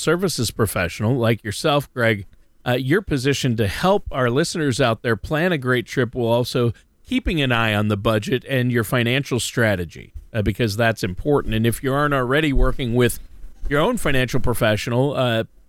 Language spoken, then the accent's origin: English; Minnesota, United States; also born or lived in Orange County, California / Nashville, Tennessee; now in Hawaii, United States; I'm from Minnesota